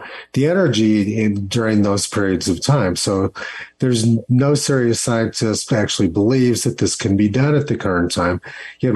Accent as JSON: {"language": "English", "town": "Los Alamos", "region": "New Mexico", "country": "United States", "tie": "born or raised there", "moved": "yes", "said": "my hometown of Los Alamos, New Mexico"}